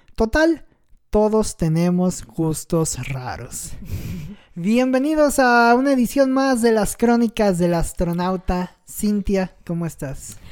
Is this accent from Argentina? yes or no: no; Mexico; los mexicanos somos cucarachas que estamos en todos lados